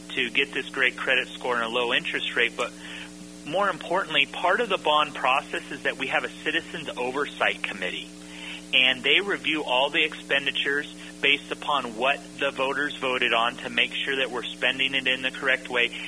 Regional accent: Napa, California, United States; I grew up in in Napa

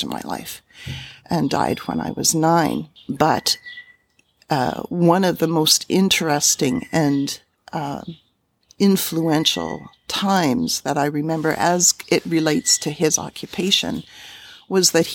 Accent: Saskatoon, Saskatchewan, Canada; growing up in City Park in the 60s

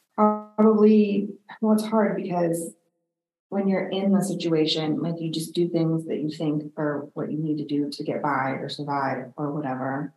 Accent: Pittsburgh, Pennsylvania, United States; I grew up in, a, uh, well, outside of the city of Pittsburgh

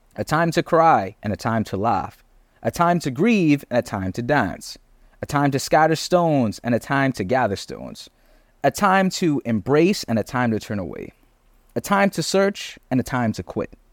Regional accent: Bahamas; moved away as an adult; also born or lived in Canada; I'm not from Canada. I'm a Bahamian. I'm on student visa

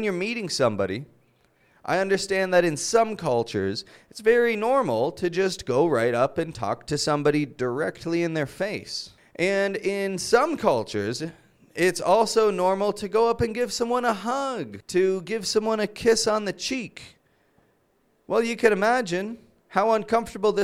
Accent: Canada; I'm Canadian

